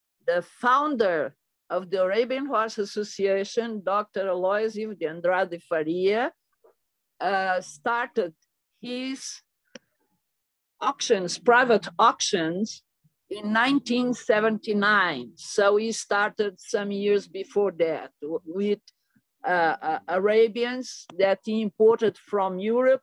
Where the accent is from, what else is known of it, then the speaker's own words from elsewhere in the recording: Mozambique; moved away as an adult; now in São Paulo, Brazil; I was born in Mozambique, East Africa, in the Indian Ocean, ex-Portuguese colony.